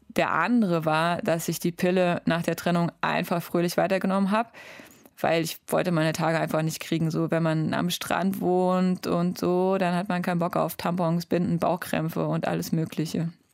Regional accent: Germany; moved away as an adult; Eine Stunde später war ich in meinem Heimatdorf und da war es immer noch dunkel. Ich habe echt lange in meinem Kinderzimmer gesessen

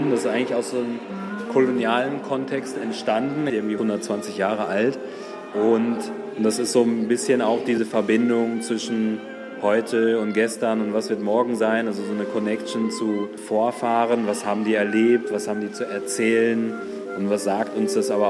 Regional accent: Kumasi, Ashanti, Ghana; born there; Also ich bin in einem Krankenhaus geboren worden in Ghana, in Kumasi

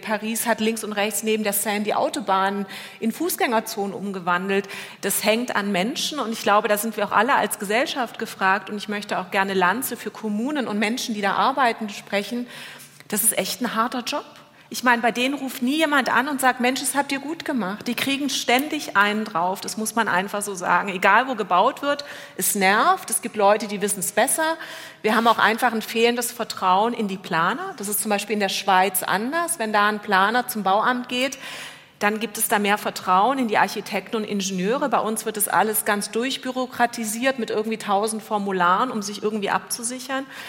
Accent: Germany; Bei uns in Deutschland

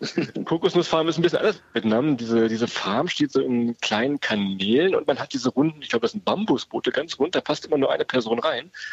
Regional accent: Weserbergland, Germany; Wir kommen ja aus dem Weserbergland, eine so der ganz unbekanntesten Ecken in Deutschland

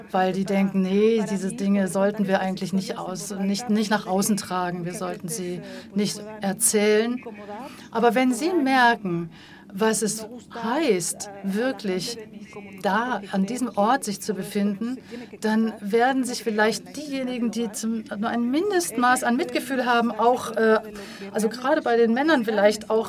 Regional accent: Morocco; wenn ich Leute kennenlernte und denen sagte, ich komme aus Marokko, dann heißt es, ach, wie schön, Marokko

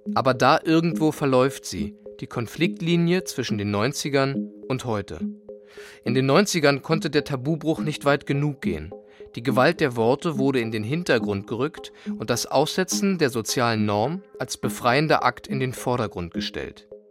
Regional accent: East Germany, Germany; Ich war aus dem Osten

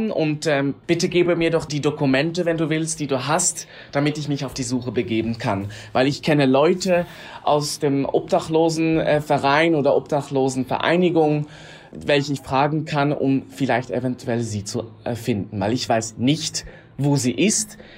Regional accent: Switzerland; ich bin aus der Schweiz, bin adoptiert.

